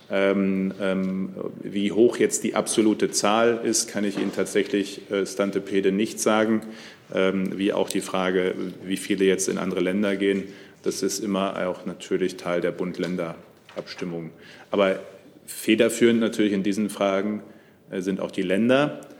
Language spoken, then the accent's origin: German; Germany; auch die Bundesländer Nordrhein-Westfalen und Niedersachsen ja auch ähm, ich komme ja selbst aus der Region.